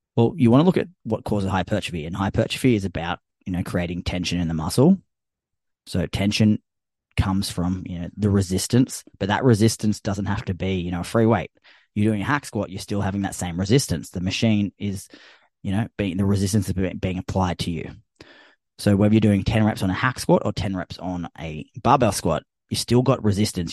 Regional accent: Australia; I'm Australian

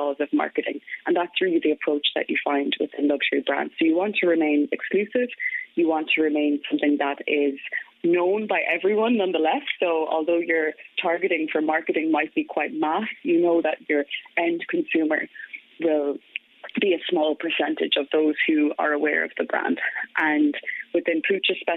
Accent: County Galway, Connacht, Ireland; moved away; also born or lived in France; I'm originally from Galway. So I grew up in Crawhill, a small village in County Galway

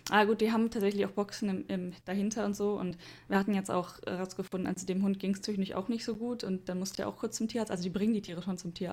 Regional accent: Germany; now in Japan; sowas gibt es bei uns in Deutschland

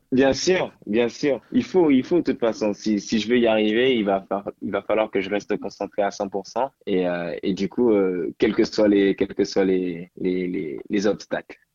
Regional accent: Guadeloupe; now in France; je suis de Guadeloupe.

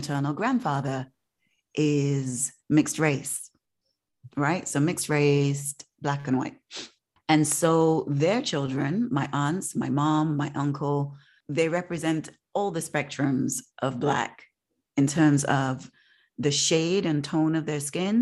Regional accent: Leeds, Yorkshire and the Humber, United Kingdom; mixed race children in the neighborhood that I grew up in Leeds

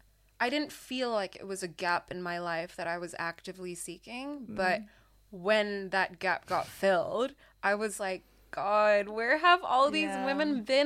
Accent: Singapore; moved away; But I grew up in Singapore, and obviously that being an Asian country, I was surrounded by, you know, I grew up with Asians.

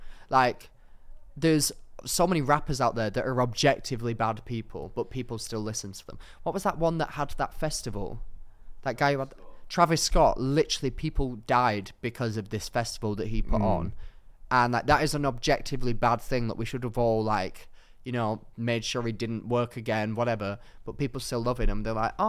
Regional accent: Darwin, Northern Territory, Australia; Watch me, I'm from Darwin, all right?

